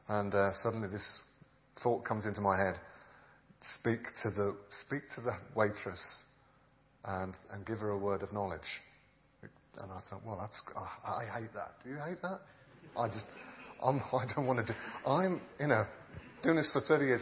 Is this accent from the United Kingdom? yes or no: yes; England, United Kingdom; I'm a pastor from England